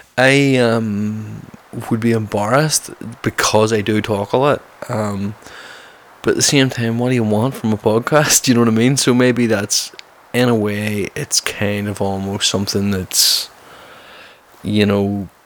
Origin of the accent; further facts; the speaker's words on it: Belfast, Northern Ireland, United Kingdom; because I do get a lot of stick about my accent, because I'm from Belfast and I tone my accent down.